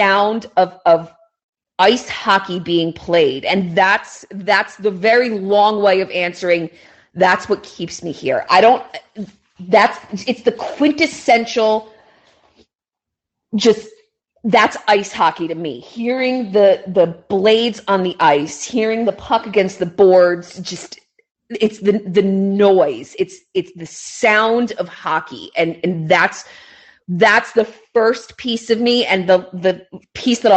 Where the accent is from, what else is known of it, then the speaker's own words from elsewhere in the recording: New Jersey, United States; I grew up in North Jersey